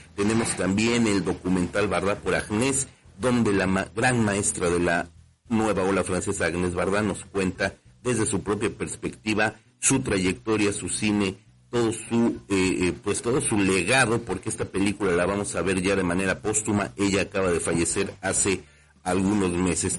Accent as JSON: {"language": "Spanish", "country": "Mexico", "said": "nuestro país"}